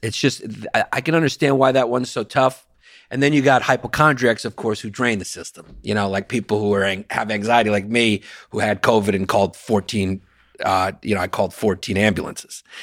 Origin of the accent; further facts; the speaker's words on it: New York, United States; I'm a lifelong New Yorker